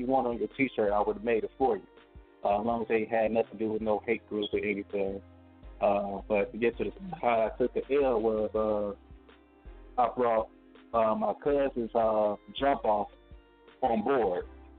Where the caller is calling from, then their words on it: Gary, Indiana, United States; Gary, Indiana, 219 the building.